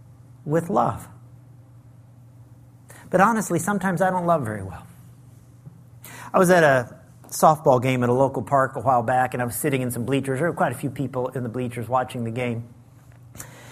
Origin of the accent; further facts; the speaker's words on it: Lincoln, Illinois, United States; moved away as an adult; also born or lived in Las Vegas, Nevada; my hometown of Lincoln, Illinois